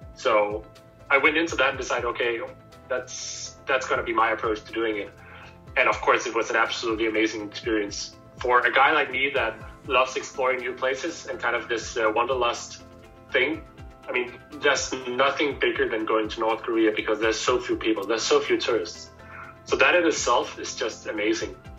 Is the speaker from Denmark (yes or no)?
yes; Copenhagen, Capital Region of Denmark, Denmark; I am born and raised in Copenhagen